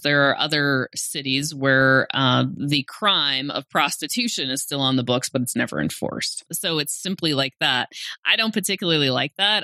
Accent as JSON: {"language": "English", "town": "Great Falls", "region": "Montana", "country": "United States", "also_born_or_lived": "Missoula", "said": "I'm from Great Falls"}